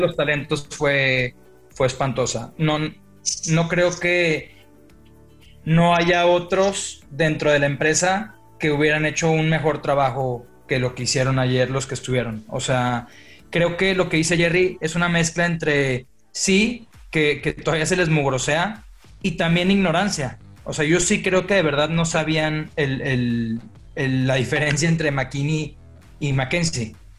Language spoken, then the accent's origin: Spanish; Mexico; como mexicano